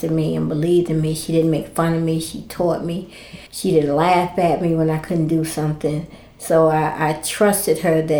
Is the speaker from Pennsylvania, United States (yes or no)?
no; East Orange, New Jersey, United States; now in Durham, United States; I was born and raised in East Orange, New Jersey